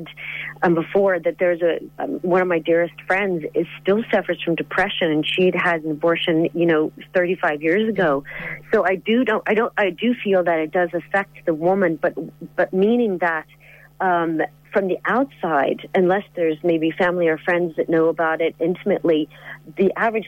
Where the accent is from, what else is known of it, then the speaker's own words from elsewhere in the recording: United States; now in Ireland; I'm from America